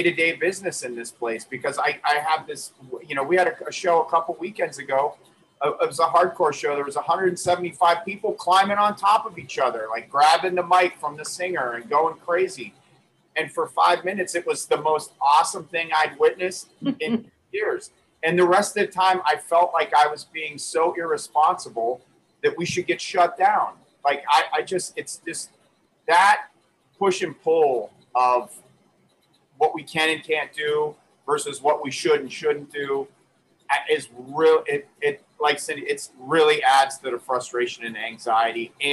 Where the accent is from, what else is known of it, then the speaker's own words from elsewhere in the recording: New York, United States; I'm from Western New York